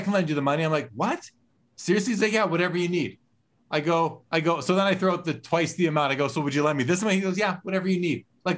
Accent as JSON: {"language": "English", "country": "Canada", "said": "being Canadian"}